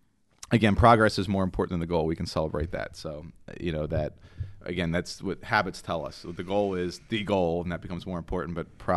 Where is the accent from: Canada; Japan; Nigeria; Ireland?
Ireland; And I'm the Irishman. I should have known that.